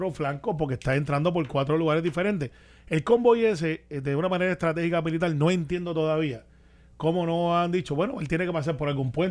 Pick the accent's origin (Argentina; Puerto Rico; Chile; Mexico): Puerto Rico; Guaynabo; yo soy de Guaynabo del campo